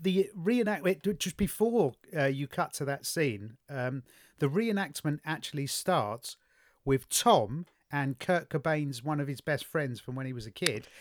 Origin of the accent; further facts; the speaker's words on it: London, United Kingdom; I was brought up in the East End of London